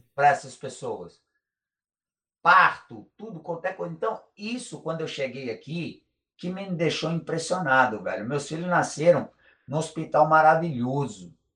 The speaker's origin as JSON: {"language": "Portuguese", "country": "Brazil", "moved": "as an adult", "lives_now": "United States", "said": "eu sou brasileiro, gosto do meu país, amo o meu país"}